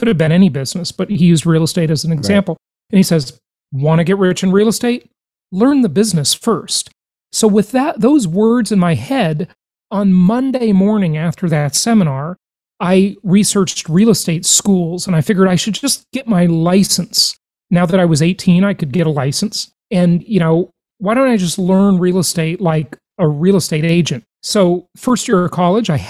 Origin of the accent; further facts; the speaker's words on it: Los Angeles, California, United States; I grew up mostly in Los Angeles